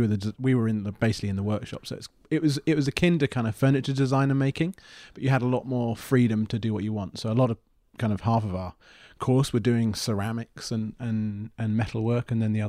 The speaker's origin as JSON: {"language": "English", "region": "South East England", "country": "United Kingdom", "tie": "born or raised there", "also_born_or_lived": "Plymouth", "moved": "as an adult", "said": "Grew up just outside London."}